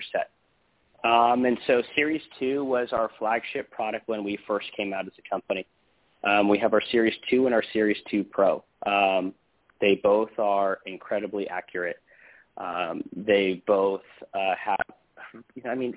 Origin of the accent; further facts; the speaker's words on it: Southern California, United States; We grew up together, and we grew up in Southern California